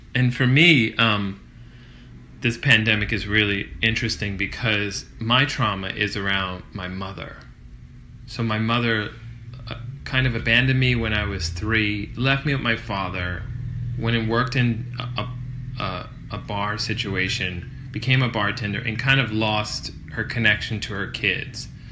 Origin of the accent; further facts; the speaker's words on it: Kenner, Louisiana, United States; a rest stop off Interstate 10 gotcha. in Kenner, Louisiana, where it was like track homes